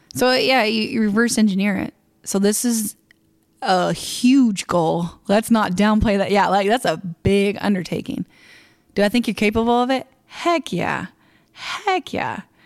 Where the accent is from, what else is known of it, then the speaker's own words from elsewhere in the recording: Kansas, United States; I'm nobody from Kansas.